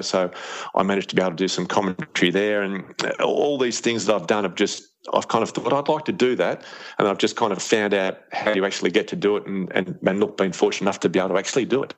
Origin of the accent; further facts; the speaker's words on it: Australia; Like most kids growing up in Australia